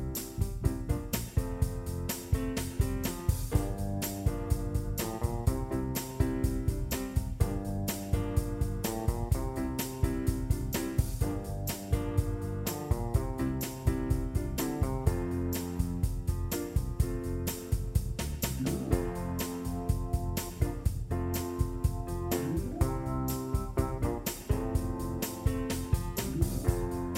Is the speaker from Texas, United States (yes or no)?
yes; Carthage, Texas, United States; now in Dallas, United States; I grew up in East Texas, in a small town of Carthage, Texas.